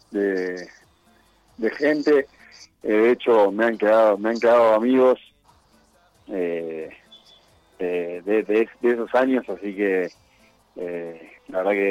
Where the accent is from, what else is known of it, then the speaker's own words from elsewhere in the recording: Argentina; now in Ecuador; Somos pocos argentinos